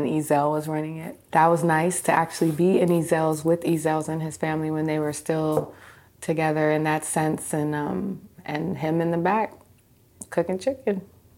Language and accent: English; Seattle, Washington, United States; I was born in Seattle, Washington. My parents are Ugandan immigrants, and so I am their first American-born child.